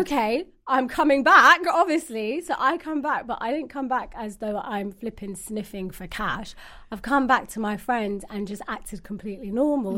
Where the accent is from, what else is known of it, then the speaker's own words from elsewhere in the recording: London, United Kingdom; I'm from London, originally Somalian